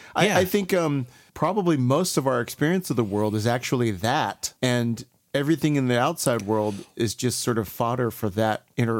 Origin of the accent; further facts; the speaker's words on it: Columbus, Mississippi, United States; born there; I was born in Columbus, Mississippi, which is why I am named ….